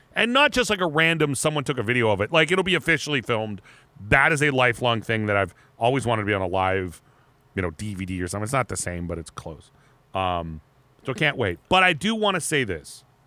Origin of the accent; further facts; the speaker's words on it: Erie, Pennsylvania, United States; moved away; I grew up, I grew up in Erie